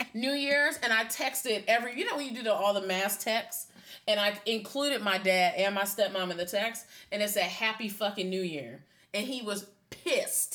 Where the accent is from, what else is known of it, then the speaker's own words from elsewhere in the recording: Severn, Maryland, United States; moved away; I'm from Sevier, Maryland